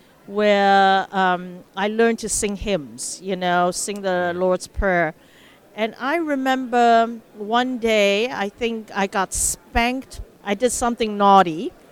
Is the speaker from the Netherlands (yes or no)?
no; Mbabane, Eswatini; also born or lived in Taiwan / Philippines; Yes, so I was born in Taiwan, and my father was an ambassador, a diplomat for Taiwan. And so as a little baby, we moved to Philippines. Then when I was 7 years old, we moved to Mbabane, Swaziland, which is now Eswatini in southern Africa.